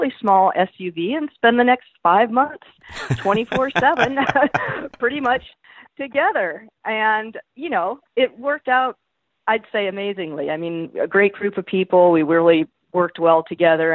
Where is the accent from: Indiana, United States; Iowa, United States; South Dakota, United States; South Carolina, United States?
Iowa, United States; Cedar Rapids; moved away; we went through Cedar Rapids, Iowa, and that's my hometown